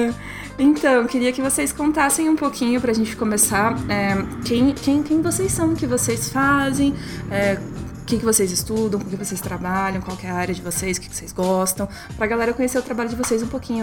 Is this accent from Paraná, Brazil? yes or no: yes; Curitiba, Paraná, Brazil; Curitiba, né? Que é da onde a gente é